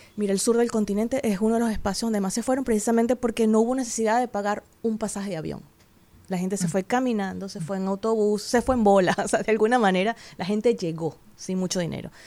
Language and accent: Spanish; Venezuela; moved away as an adult; also born or lived in Peru; now in Dominican Republic; Yo también salí en el 2017 de Venezuela